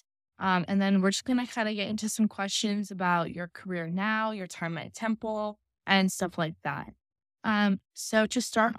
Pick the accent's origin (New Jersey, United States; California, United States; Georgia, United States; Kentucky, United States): New Jersey, United States; Montclair; I'm from Montclair, so kind of by New York City